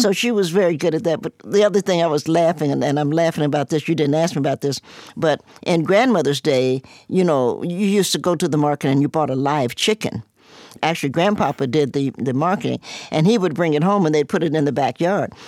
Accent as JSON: {"language": "English", "town": "Cincinnati", "region": "Ohio", "country": "United States", "tie": "born or raised there", "also_born_or_lived": "Knoxville, Tennessee / New York", "moved": "as an adult", "lives_now": "Roanoke, United States", "said": "I was born in Knoxville, Tennessee, grew up in Cincinnati, and I'm now here"}